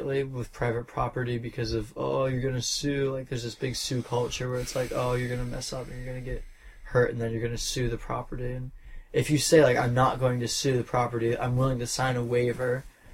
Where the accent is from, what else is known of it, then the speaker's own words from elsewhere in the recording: New York, United States; I'm from New York